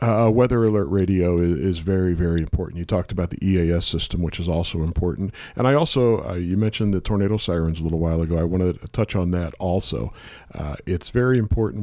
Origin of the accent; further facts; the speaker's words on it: St. Louis, Missouri, United States; Born and raised in Saint Louis. Uh, spent, uh, again, all my life here